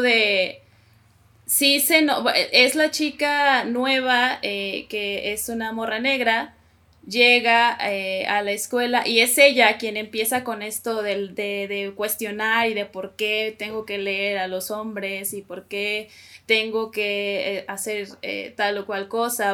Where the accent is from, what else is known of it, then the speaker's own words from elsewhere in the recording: Coahuila, Mexico; now in Mexico City, Mexico; soy de Coahuila, sí, soy norteña y ahorita vivo en la Ciudad de México.